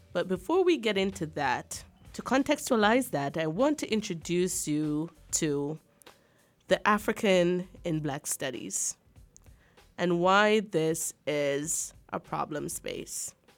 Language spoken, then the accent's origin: English; Jamaica; now in Arkansas, United States; I think of myself as an Akan, as a Jamaican